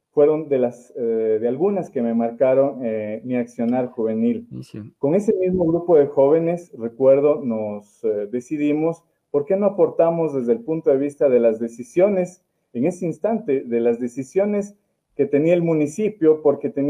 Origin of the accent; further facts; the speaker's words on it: Puyango, Loja, Ecuador; he vivido en la ciudad del amor, principalmente en toda mi niñez y adolescencia en el Cantón Puyango